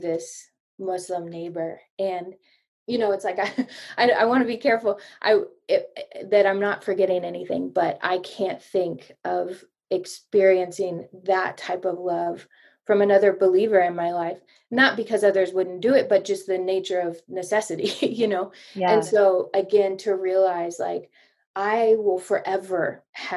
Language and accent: English; United States; moved away as an adult; also born or lived in East Africa; American Jesus following girl